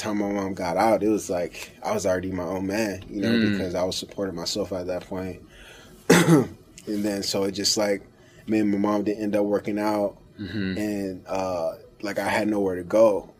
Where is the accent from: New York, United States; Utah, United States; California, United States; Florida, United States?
California, United States; Los Angeles; also born or lived in Inland Empire, California; I started off South Central LA, born and raised in Los Angeles, California. Grew up like a regular lower class family, you know.